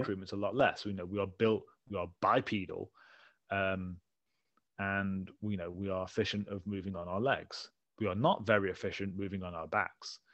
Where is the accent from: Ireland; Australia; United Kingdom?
United Kingdom; England; I'm from England